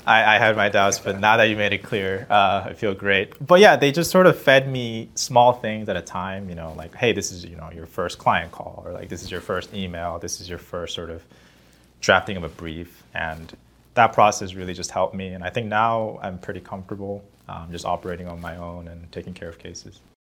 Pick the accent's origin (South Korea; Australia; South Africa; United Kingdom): South Korea; now in Los Angeles, United States; I grew up in Korea